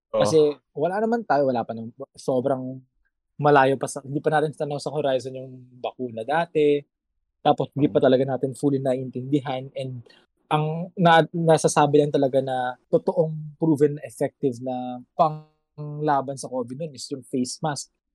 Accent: Ilocos Region, Philippines; also born or lived in Manila; taga Ilocos talaga ako. Pero siyempre, I was in Manila nung nag-start yung lahat ng kaguluhang ito.

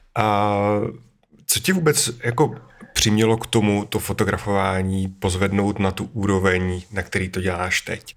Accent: Bohemia, Czechia; u nás v Čechách

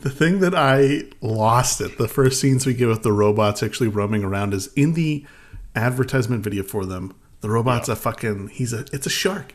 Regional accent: Alaska, United States; we grew up in Alaska

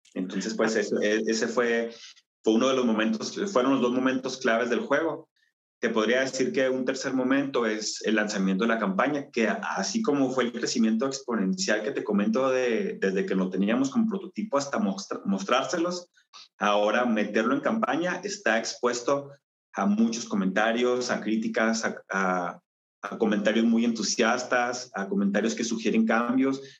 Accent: Chihuahua, Mexico; soy mexicano, nací en el estado de Chihuahua, en la ciudad de Chihuahua

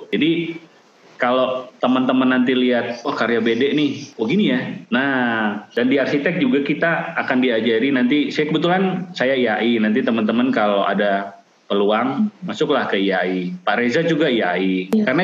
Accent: Sumatra, Indonesia; saya orang Sumatera tapi bukan dari kotanya

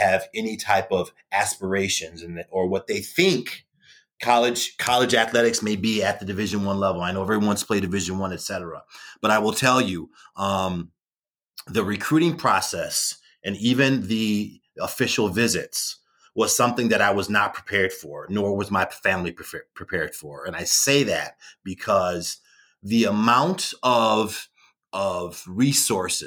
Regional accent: Chicago, Illinois, United States; also born or lived in Wyoming; I'm from Chicagoland area

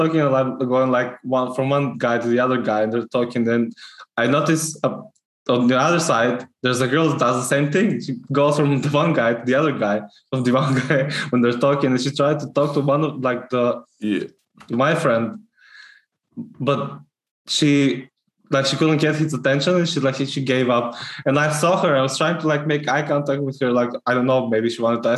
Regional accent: North Macedonia; English is a second language; now in Scotland; I'm Macedonian

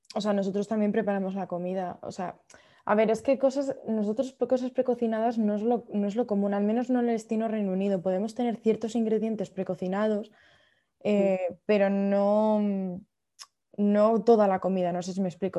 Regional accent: Madrid, Community of Madrid, Spain; moved away as an adult; also born or lived in United Kingdom; me crié en Madrid

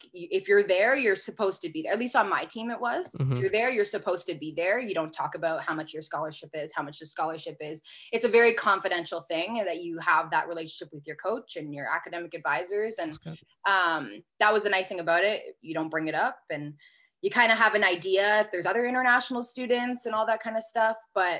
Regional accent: Canada; moved away as an adult; also born or lived in Louisville, United States / Jena, Germany; as a Canadian girl

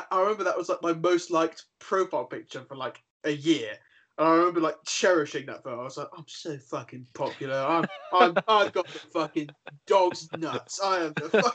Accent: Wroxham, East of England, United Kingdom; also born or lived in Ventnor; growing up in Wroxham

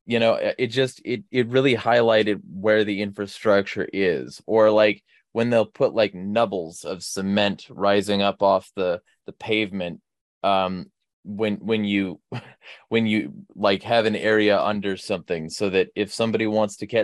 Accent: California, United States; now in Spokane, United States; I'm from California

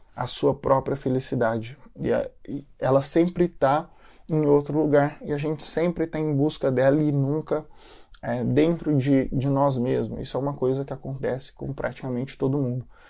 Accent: Brazil; moved away as an adult; now in United States; eu nasci no Brasil

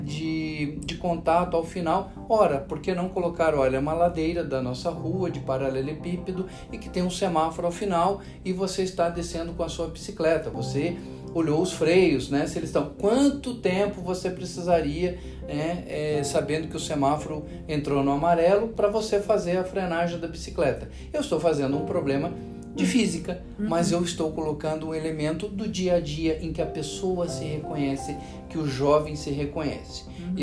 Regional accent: Paraná, Brazil; moved away; estar aqui no estado do Paraná, estado onde eu nasci

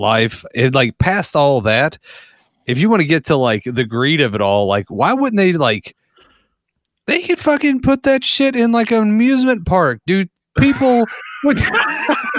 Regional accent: United States; us as Americans

